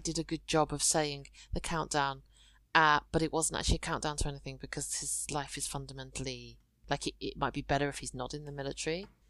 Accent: United Kingdom; I'm British Chinese

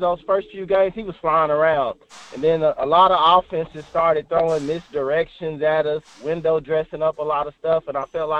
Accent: Oklahoma, United States; I'm from Oklahoma

